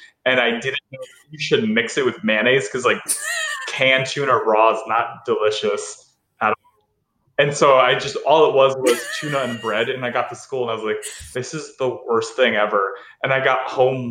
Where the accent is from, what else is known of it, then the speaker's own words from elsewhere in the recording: New Haven, Connecticut, United States; now in Brooklyn, United States; my hometown of New Haven, Connecticut